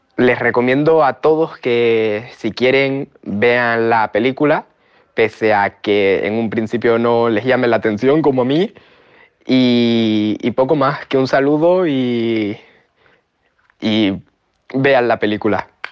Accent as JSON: {"language": "Spanish", "area": "Tenerife", "region": "Canary Islands", "country": "Spain", "said": "soy de Tenerife"}